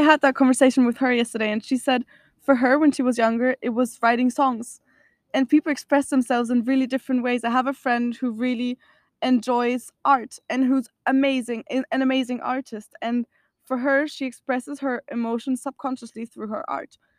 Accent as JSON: {"language": "English", "country": "Austria", "said": "I'm from Austria"}